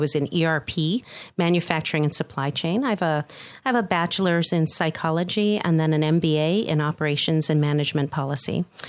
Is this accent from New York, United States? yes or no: no; Boston, Massachusetts, United States; also born or lived in Chicago / New Jersey / Netherlands; now in Atlanta, United States; I'm originally from the Boston area, and I've lived in Chicago twice.